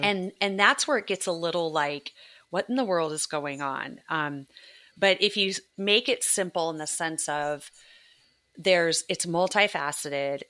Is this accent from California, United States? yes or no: yes; Southern California, United States; moved away; I grew up in Southern California.